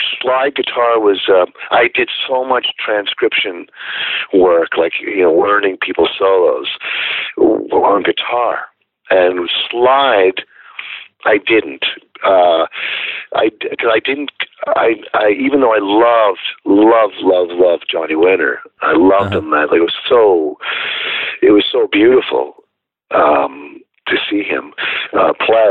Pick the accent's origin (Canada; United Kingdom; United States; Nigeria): Canada; Northern Ontario; I was born in Northern Ontario. So the nearest town to me was Sudbury, and that was about an hour south of where I lived